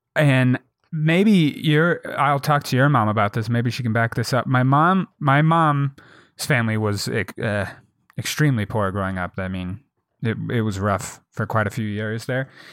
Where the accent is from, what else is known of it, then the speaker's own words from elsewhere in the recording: St. Louis, Missouri, United States; I was born in Saint Louis